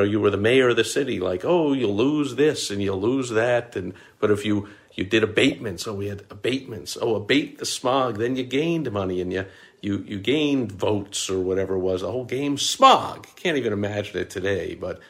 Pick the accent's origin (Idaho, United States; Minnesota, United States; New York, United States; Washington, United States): New York, United States; I was growing up in New York